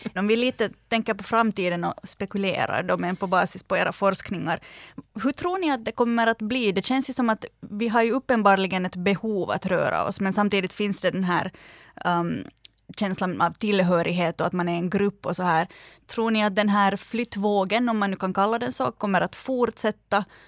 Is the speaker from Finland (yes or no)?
yes; Finland; när någon frågar att varifrån är du, så säger man inte bara Finland utan man säger Finland, men jag är alltså finlandssvensk